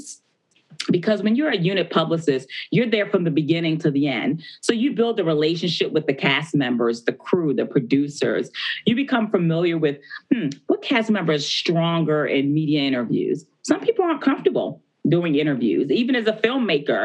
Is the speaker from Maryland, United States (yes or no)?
yes; Baltimore, Maryland, United States; I'm from Baltimore, Maryland, which The Wire was based.